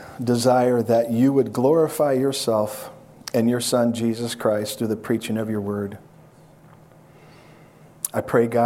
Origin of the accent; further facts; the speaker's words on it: San Diego, California, United States; As you just heard, yes, we are from San Diego, and this is quite different than San Diego, California.